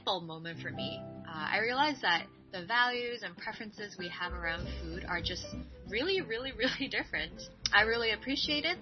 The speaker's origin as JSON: {"language": "English", "country": "Hong Kong", "tie": "born or raised there", "said": "I grew up in Hong Kong, and the population there is 7 million."}